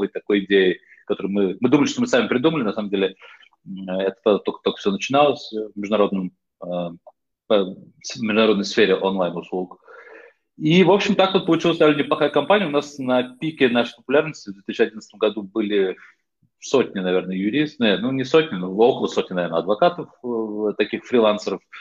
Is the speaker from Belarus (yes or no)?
no; Netherlands; also born or lived in Moscow, Russia / United States; Я родился в Москве, почему я говорю по-русски. В раннем детстве, еще в советское время, мои родители приехали в США. Я там жил в детстве. В какой-то момент оказался еще в довольно раннем детстве в Нидерландах, где, в общем, мой дом, где я прожил почти всю жизнь.